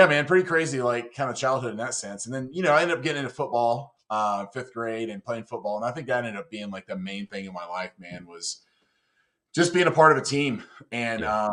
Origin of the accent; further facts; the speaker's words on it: North Carolina, United States; I grew up in North Carolina